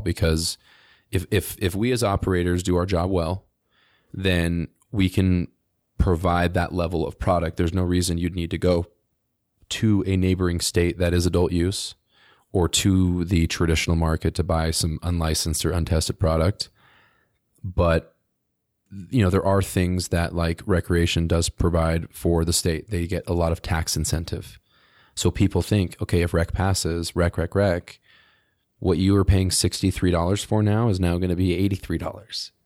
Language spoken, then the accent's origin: English; New Jersey, United States; now in Utah, United States; I'm from New Jersey originally